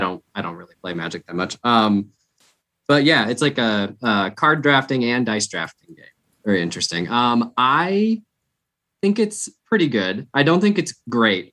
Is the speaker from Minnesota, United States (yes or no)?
yes; Minnesota, United States; My hometown, Minnesota Twins